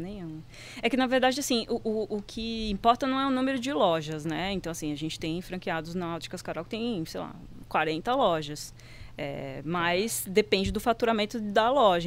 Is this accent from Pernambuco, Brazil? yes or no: yes; Recife, Pernambuco, Brazil; moved away; não sou daqui, sou de Recife